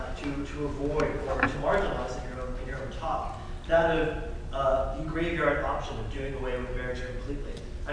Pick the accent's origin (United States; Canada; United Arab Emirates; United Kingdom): Canada; as a Canadian